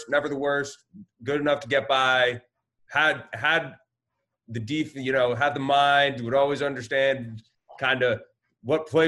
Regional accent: Ardsley, New York, United States; I grew up in Ardsley, New York. It's a small town, about one square mile.

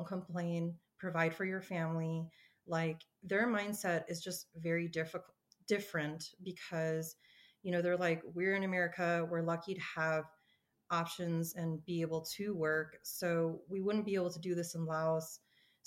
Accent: Colorado, United States; being born and raised in Colorado, I've spent most of my life here, well, all of my life here

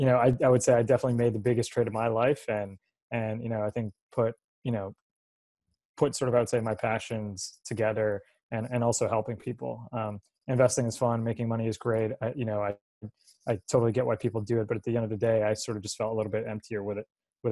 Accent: New Jersey, United States; as a kid growing up in New Jersey

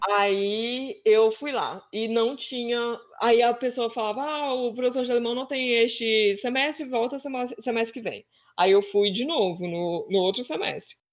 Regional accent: Brazil; moved away as an adult; now in Vienna, Austria; E a gente, como brasileiro, a nossa família geralmente é grande

